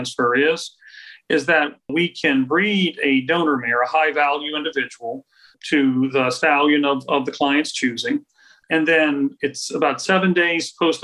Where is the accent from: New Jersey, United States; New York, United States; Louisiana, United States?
Louisiana, United States; Crowley; I grew up really in Roberts Cove, right outside of Crowley